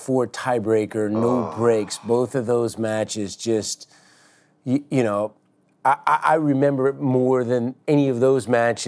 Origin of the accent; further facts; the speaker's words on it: San Francisco, California, United States; San Francisco, even though it wasn't a huge tournament, but it was my hometown tournament